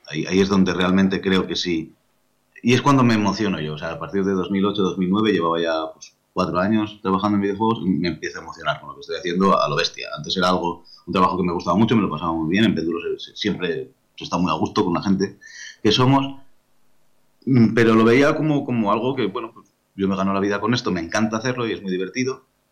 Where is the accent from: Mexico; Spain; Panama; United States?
Spain; Lleida, Catalonia; Soy de Mérida, con lo cual soy, bilingüe de catalán-castellano